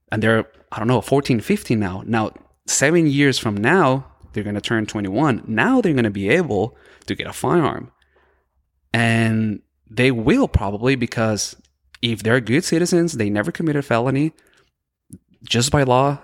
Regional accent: El Paso, Texas, United States; also born or lived in Boston / Florida; I was born and raised in El Paso.

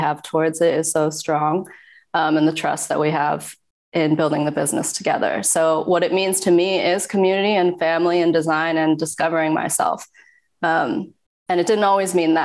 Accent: Evergreen, Colorado, United States; moved away as an adult; also born or lived in Hangzhou, China / the South; now in New York, United States; from Evergreen, Colorado. I was actually adopted from Hangzhou when I was 9 months old. Grew up in Colorado

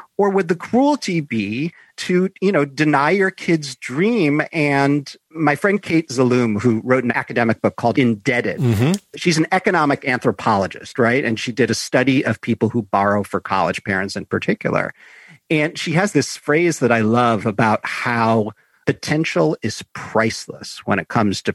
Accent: Chicago, Illinois, United States; So I grew up in Chicago

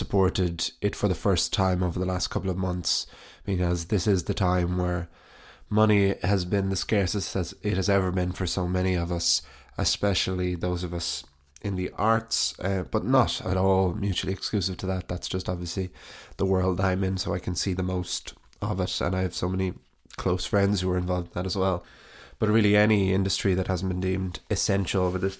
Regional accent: Wicklow, Leinster, Ireland; growing up in Wicklow

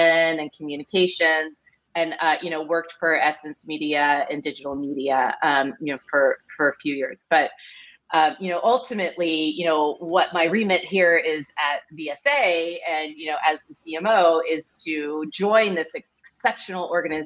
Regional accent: Silicon Valley, Bay Area, California, United States; I grew up in the Silicon Valley here in the Bay Area

